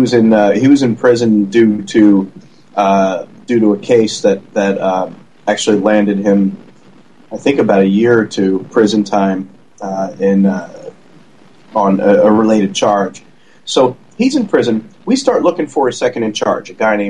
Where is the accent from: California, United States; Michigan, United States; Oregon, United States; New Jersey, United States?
New Jersey, United States; now in Texas, United States; I'm from Jersey originally.